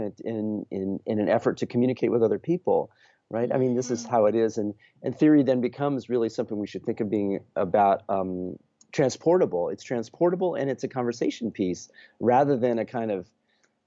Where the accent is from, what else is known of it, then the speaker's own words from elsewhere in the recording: Colorado, United States; moved away as an adult; also born or lived in New Haven, Connecticut; I grew up in Colorado